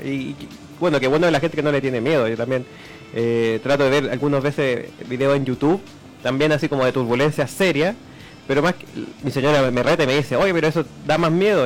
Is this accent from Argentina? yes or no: no; Chile; nosotros somos como isleños, nuestra forma de ser y todo